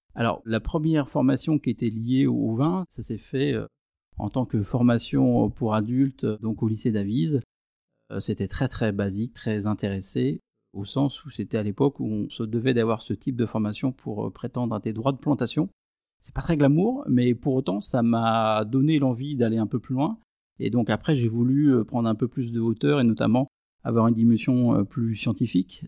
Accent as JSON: {"language": "French", "town": "Aÿ", "region": "Grand Est", "country": "France", "tie": "born or raised there", "said": "Je suis un enfant du vignoble champenois, je suis né à Ailly, dans une famille de vignerons"}